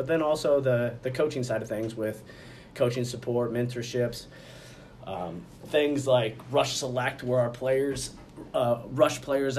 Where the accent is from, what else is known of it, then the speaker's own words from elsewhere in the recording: Glenwood, Iowa, United States; also born or lived in Waverly, Iowa; Before that, I grew up in Glenwood, Iowa, Southwest Iowa